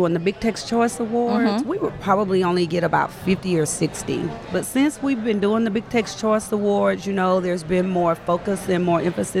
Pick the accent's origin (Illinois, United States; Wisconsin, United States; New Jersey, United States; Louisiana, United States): Louisiana, United States; Shreveport; moved away as an adult; also born or lived in Haughton, Louisiana; now in Texas, United States; I'm from Shreveport, Louisiana.